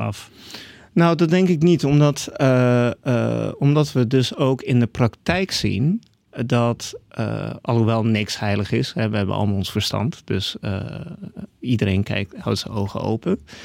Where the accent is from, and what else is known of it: Netherlands; born or raised there; also born or lived in Canada / Iran